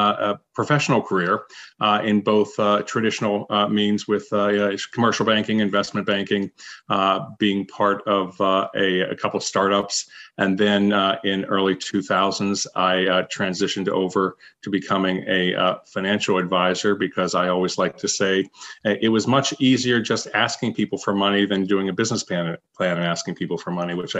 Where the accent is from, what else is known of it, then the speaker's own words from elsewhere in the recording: Pittsburgh, Pennsylvania, United States; I was born in Pittsburgh, Pennsylvania.